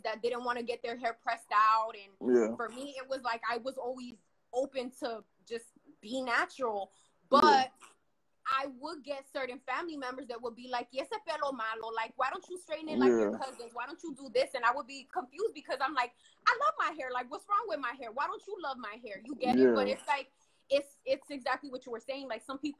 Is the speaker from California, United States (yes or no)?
yes; California, United States; I was born and raised in California my entire life